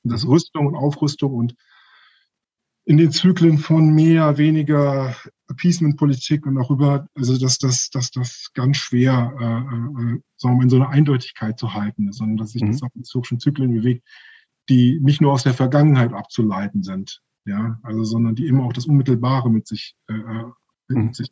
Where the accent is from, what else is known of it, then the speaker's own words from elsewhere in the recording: Germany; ich bin ja in Deutschland groß geworden.